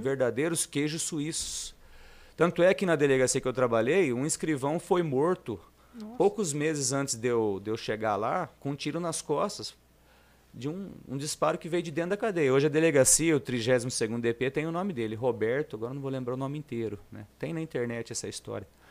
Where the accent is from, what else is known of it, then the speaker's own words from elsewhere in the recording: Lins, São Paulo, Brazil; Como eu sou nascido aqui em Lins, muita gente já me conhece